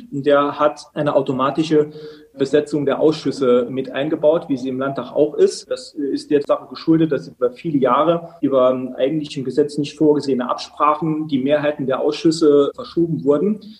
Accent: Saarland, Germany; Ja, ist tatsächlich eine saarländische Besonderheit. Das heißt bei uns im Saarland kommunal Selbstverwaltungsgesetz.

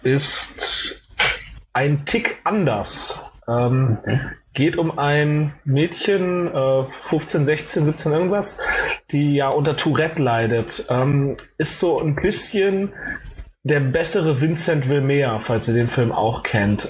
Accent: Cologne, North Rhine-Westphalia, Germany; moved away; ich komme halt ursprünglich aus Köln

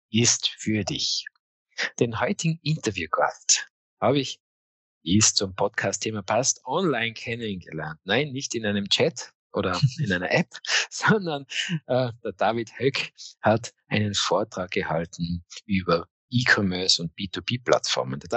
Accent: Tyrol, Austria; Das ist schon bezeichnend, dass wir uns als Tiroler, wir haben uns kennengelernt, ja, online

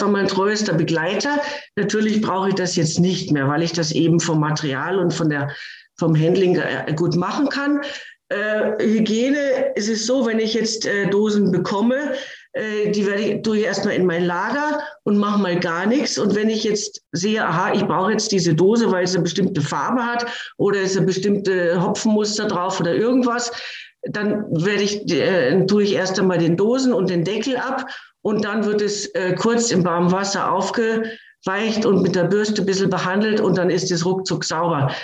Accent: Hanover, Lower Saxony, Germany; moved away; Meine Heimatstadt ist Hannover

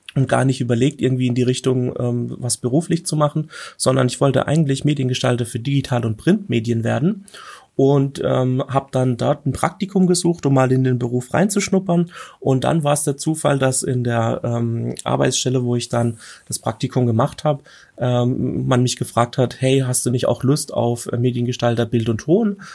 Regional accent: Germany; bei uns in Deutschland

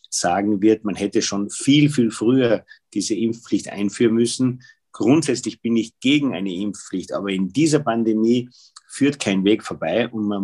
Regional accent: Tyrol, Austria; Gerade bei uns in Tirol, ich meine, das war ja die gesamte Wintersaison.

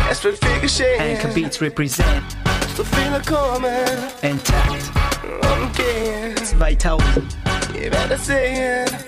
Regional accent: United States; born there; first language en; German is a second language; ähm, also ich bin ja Amerikaner gebürtig, das heißt, ich bin auch mit, äh, zu Hause mit Englisch aufgewachsen, weil beide Eltern Amerikaner sind.

